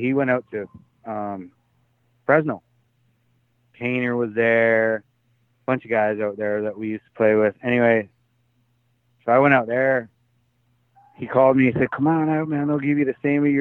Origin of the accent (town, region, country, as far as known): Canada; moved away as an adult; now in Tampa, United States